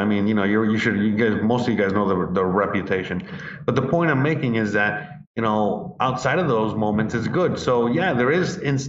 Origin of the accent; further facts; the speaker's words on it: United States; moved away as an adult; now in Mexico; I'm American, born and raised, but ever since I came out to Mexico, I fell in love and I've been out here